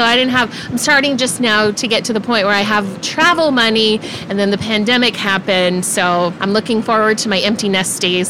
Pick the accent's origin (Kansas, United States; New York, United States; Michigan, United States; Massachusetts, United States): Kansas, United States; Topeka; also born or lived in South Dakota / North Carolina; now in Kansas City, United States; Yeah, born and raised in Topeka. Went to college in South Dakota.